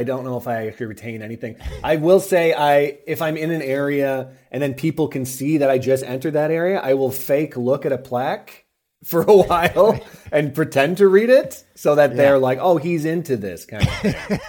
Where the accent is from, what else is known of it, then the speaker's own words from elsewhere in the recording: Los Angeles, California, United States; If I'm in my hometown in LA, I would be in and out like a fiddler's elbow.